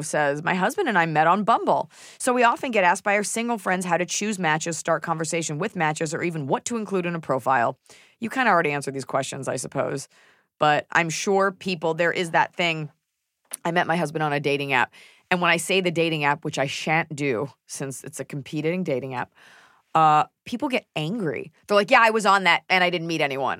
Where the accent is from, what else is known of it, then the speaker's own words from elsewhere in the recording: Texas, United States; I am a Texan